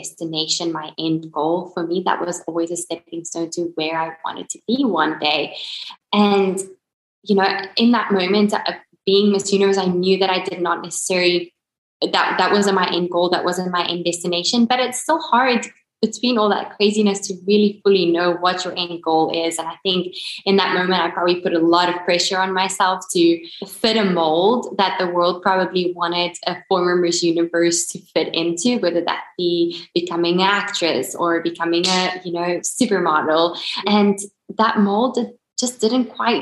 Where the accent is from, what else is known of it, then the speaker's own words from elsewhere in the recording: South Africa; moved away as an adult; now in United States; I grew up in South Africa, born and bred